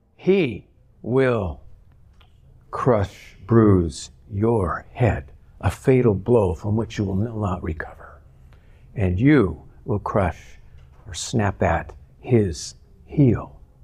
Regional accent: Southern California, United States; moved away as an adult; also born or lived in Arizona; now in Michigan, United States; I grew up in Southern California

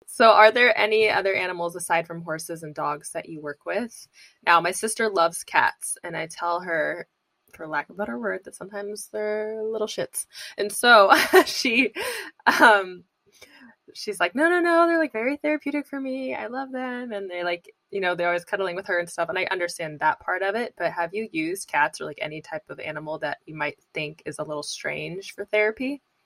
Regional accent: Indiana, United States; now in California, United States; I'm from Indiana

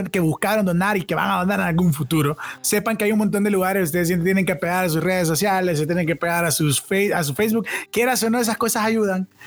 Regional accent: Honduras; Como pueblo catracho.

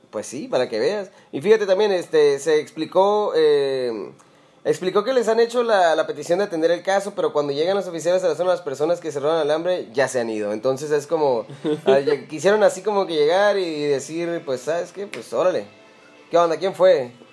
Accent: Mexicali, Baja California, Mexico; Yo la verdad que siempre he sido un citadino y siempre he estado encerrado en mis finas, en mis finas calles de Mexicali

